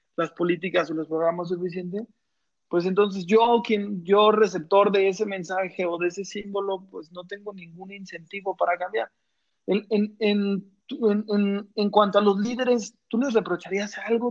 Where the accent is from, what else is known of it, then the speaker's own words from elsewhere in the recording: Mexico; somos tres mexicanos, pero en realidad están ante dos pochos